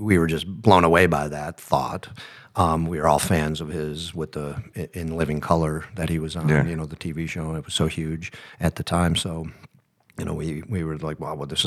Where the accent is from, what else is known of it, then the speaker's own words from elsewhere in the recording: Buffalo, New York, United States; We're just kids from Buffalo, New York